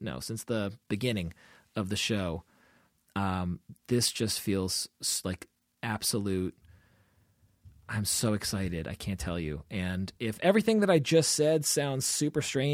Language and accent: English; Olney, Maryland, United States; my hometown, Olney, Maryland